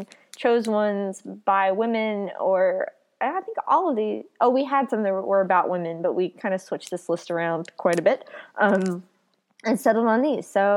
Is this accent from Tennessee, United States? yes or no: yes; Tennessee, United States; I come from Tennessee